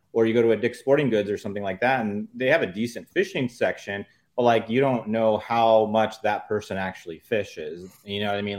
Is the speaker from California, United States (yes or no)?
yes; San Diego County, California, United States; I grew up in San Diego County my whole life